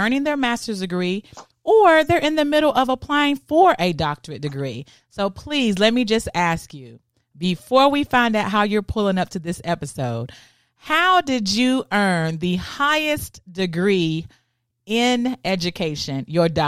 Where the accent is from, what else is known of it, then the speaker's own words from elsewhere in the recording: Danville, Kentucky, United States; a native of my hometown where I grew up, Danville, Kentucky